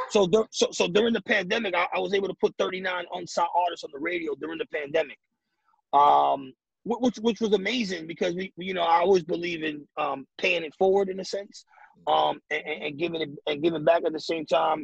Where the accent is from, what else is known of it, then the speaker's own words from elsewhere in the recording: New York City, New York, United States; I'm from the Bronx